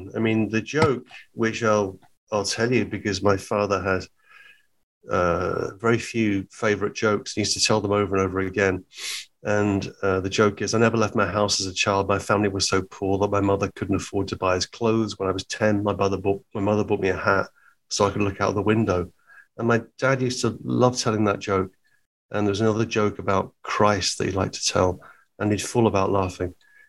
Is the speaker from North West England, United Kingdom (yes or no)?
no; East of England, United Kingdom; I was born in Hertfordshire in England, about 30 miles north of London. But my family are all from Liverpool. I was the only member of my family wasn't born in Liverpool.